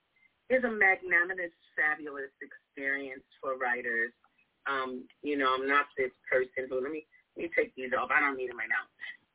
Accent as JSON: {"language": "English", "region": "New York", "country": "United States", "accent": "New York", "moved": "yes", "lives_now": "Chicago, United States", "said": "I'm from New York, so you hear my accent."}